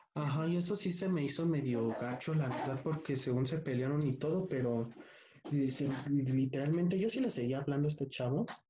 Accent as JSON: {"language": "Spanish", "country": "Mexico"}